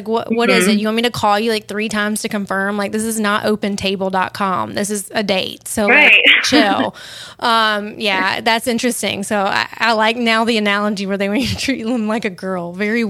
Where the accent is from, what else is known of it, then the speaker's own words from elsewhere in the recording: the South, United States; now in Los Angeles, United States; Like, I mean, I grew up in the South, but like, I'm very like traditional